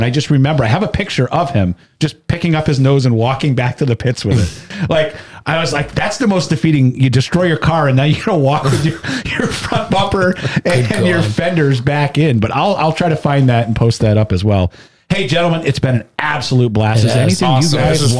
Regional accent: Claremont, New Hampshire, United States; now in Massachusetts, United States; I grew up in Claremont. Like, I'm a transplant down here in Massachusetts now, but I'm a Claremont boy.

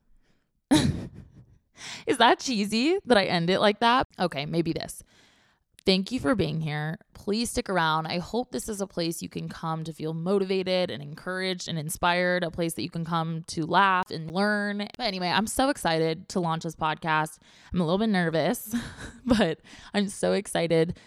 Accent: Orange County, California, United States; now in San Diego, United States; I grew up in Orange County.

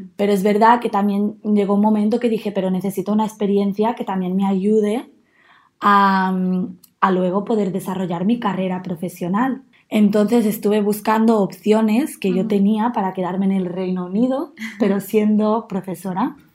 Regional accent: Manlleu, Catalonia, Spain; moved away as an adult; now in Newcastle, United Kingdom; yo soy de una ciudad muy pequeña que se llama Manlleu y que está como a una hora más o menos de Barcelona

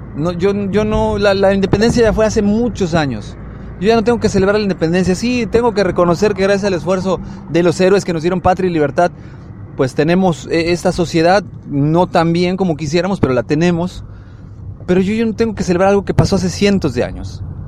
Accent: Mexico; los que somos mexicanos

